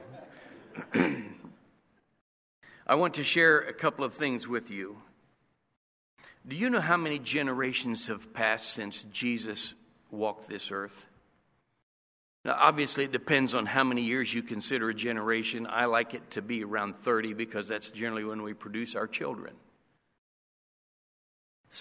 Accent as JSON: {"language": "English", "region": "Indiana", "country": "United States", "moved": "yes", "lives_now": "Costa Rica", "said": "I'm from Indiana"}